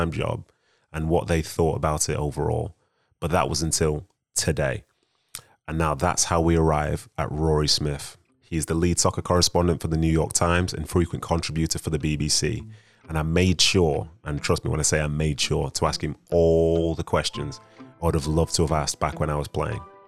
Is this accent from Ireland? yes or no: no; Yorkshire and the Humber, United Kingdom; having being from the North, you Yorkshireman, you do carry yourself in that sort of manner. So yeah, we're from Yorkshire.